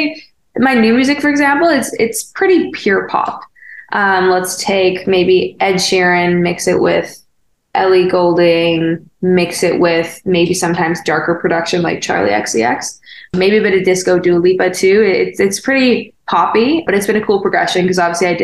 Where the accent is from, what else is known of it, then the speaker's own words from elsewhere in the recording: Canada; moved away as an adult; also born or lived in Winnipeg / Toronto; now in Los Angeles, United States; as a Canadian